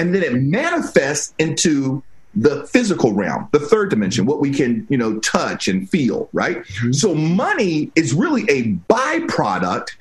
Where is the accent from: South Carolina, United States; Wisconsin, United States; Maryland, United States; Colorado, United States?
Maryland, United States; Silver Spring; moved away as an adult; also born or lived in Virginia; now in California, United States; I grew up in Silver Spring, Maryland